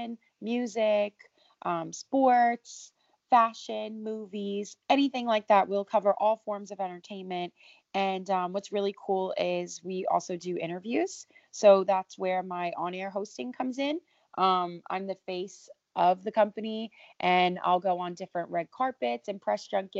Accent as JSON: {"language": "English", "town": "New York City", "region": "New York", "country": "United States", "tie": "born or raised there", "said": "I'm 25 years old, born and raised in New York City. Still based in New York now"}